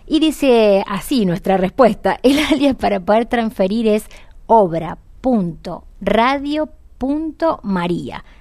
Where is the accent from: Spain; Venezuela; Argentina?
Argentina; como argentinos